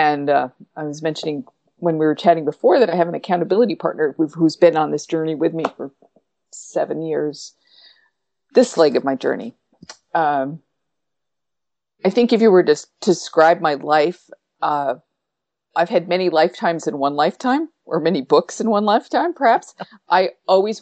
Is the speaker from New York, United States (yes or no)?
yes; upstate New York, United States; I lived in upstate New York then. I was 2 hours from New York City